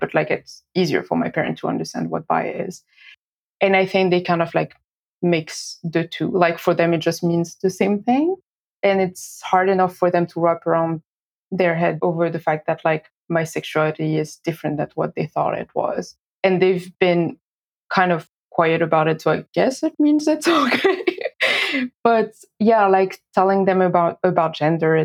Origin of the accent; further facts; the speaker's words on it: France; moved away as an adult; also born or lived in Boston, United States; now in Auckland, New Zealand; I was born and raised in France